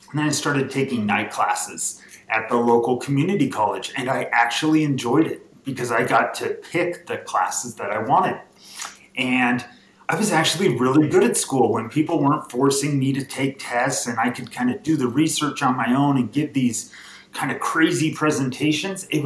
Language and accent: English; Los Angeles, California, United States; I have to kind of whisper this sometimes when people ask where I'm from, but I am from Los Angeles.